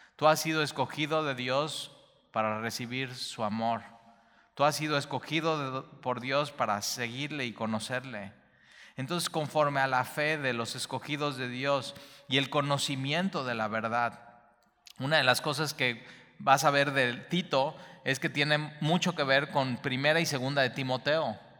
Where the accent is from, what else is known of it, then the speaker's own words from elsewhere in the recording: Veracruz, Mexico; como jarochos